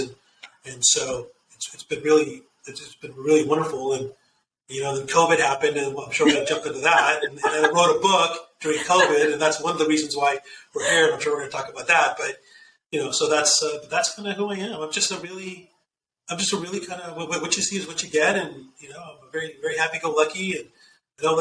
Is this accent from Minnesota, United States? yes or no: no; Southern California, United States; I'm born and bred in Southern California. I'm a Southern California boy, and the family is from India.